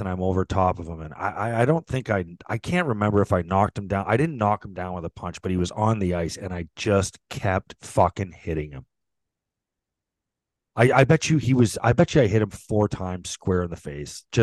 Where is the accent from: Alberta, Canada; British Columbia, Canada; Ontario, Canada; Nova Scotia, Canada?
Ontario, Canada; St. Catharines; we are at Garden City Arena in St. Catharines, my hometown